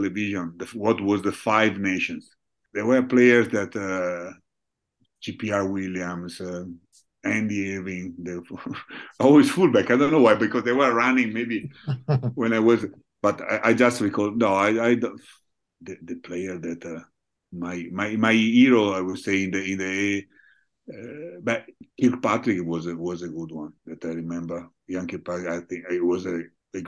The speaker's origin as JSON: {"language": "English", "town": "Rovigo", "region": "Veneto", "country": "Italy", "second_language": "English", "moved": "as an adult", "lives_now": "Treviso, Italy", "said": "I'm originally from Rovigo. Now I live in Treviso, but originally from Rovigo"}